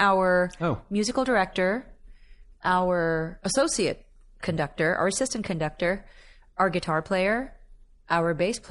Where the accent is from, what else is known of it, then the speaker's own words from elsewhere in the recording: Philippines; I mean, I come from an island nation. I come from the Philippines.